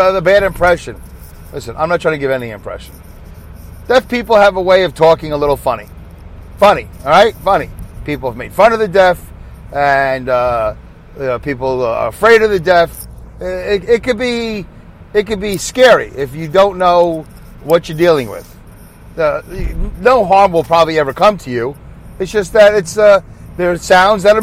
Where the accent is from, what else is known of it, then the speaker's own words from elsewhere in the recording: New York City, New York, United States; my accent because I'm from Brooklyn, New York